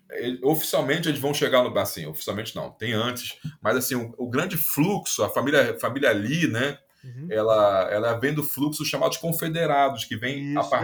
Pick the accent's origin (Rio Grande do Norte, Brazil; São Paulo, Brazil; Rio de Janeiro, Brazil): Rio de Janeiro, Brazil; Niterói; A igreja que eu fui criado, na Igreja Batista Fonseca, em Niterói